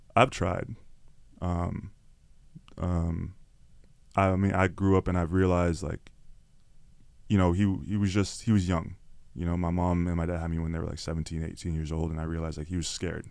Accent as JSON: {"language": "English", "town": "Toronto", "region": "Ontario", "country": "Canada", "said": "people don't even know I'm from Scarborough. People don't even know I'm from Toronto"}